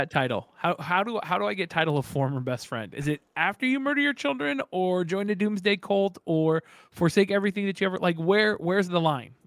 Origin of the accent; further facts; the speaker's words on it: California, United States; now in Gilbert, United States; I'm California born and bred